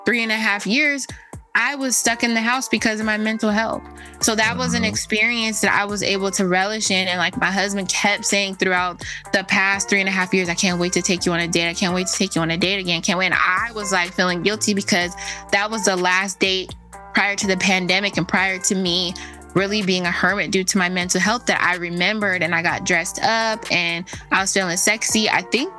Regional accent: Los Angeles, California, United States; I'm from Los Angeles

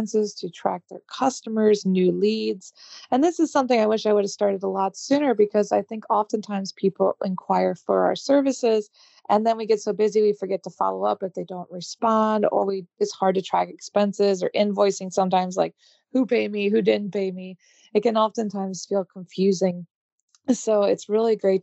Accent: United States; moved away as an adult; now in Paris, France; I am American, but I moved my business abroad to Paris

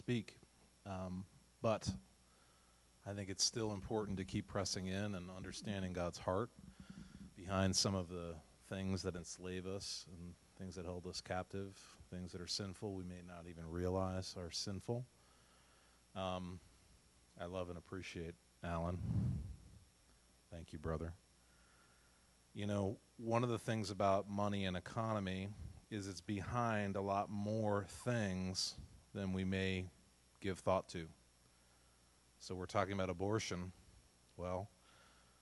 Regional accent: New England, United States; So we're from New England.

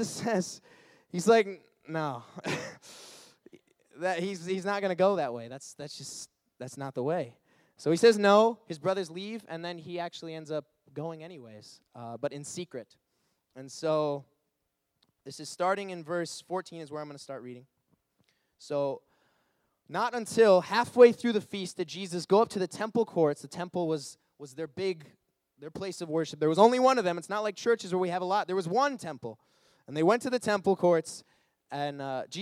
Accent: Detroit, Michigan, United States; moved away as an adult; now in Illinois, United States; I'm actually from Detroit, Michigan

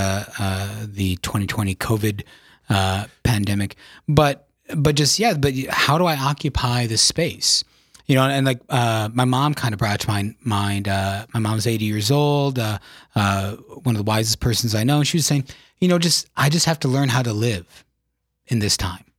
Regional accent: Yankton, South Dakota, United States; I was born and raised in South Dakota in the beautiful town of Yankton

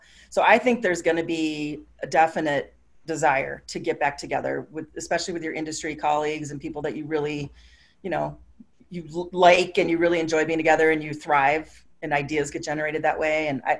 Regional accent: Minneapolis, Minnesota, United States; You know, I'm from Minneapolis.

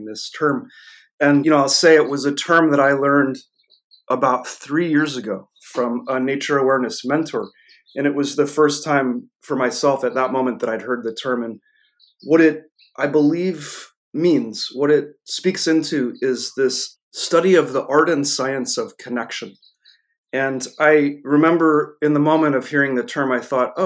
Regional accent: New Hampshire, United States; I grew up here in the United States

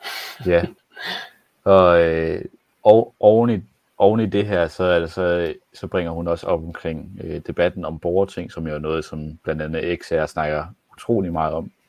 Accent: Jutland, Denmark; jeg var for meget jyde

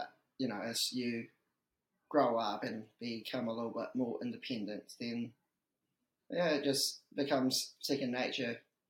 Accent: Dunedin, Otago, New Zealand; also born or lived in Hong Kong / Mosgiel; So I was originally from Hong Kong, right? Came over to Dunedin when I was a year 7, so when I was like 11, 12 years old. Been in Dunedin since. Done school in Dunedin. Went to uni at Otago

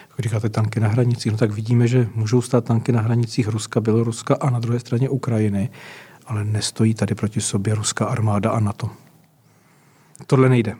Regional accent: Czechia; Jsme všichni Češi

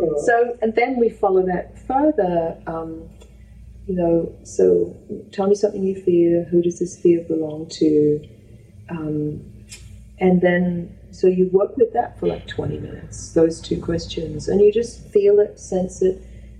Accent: Australia; moved away; I've realized how much fear I had that came from the cult of being Australian.

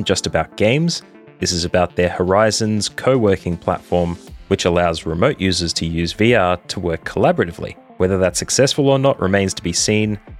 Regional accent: Australia; As an Australian

